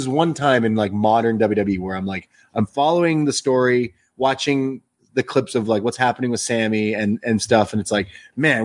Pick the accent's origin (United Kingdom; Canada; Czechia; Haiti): Canada; we're in Canada. I'm a Canadian boy